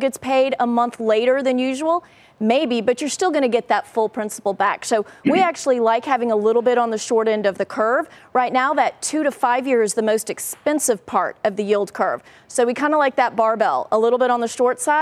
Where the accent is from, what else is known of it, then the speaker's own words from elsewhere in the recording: Texas, United States; I'm from Texas.